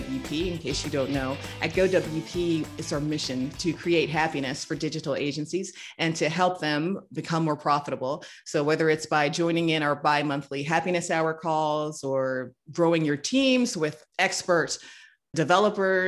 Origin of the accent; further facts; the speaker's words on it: United States; As an American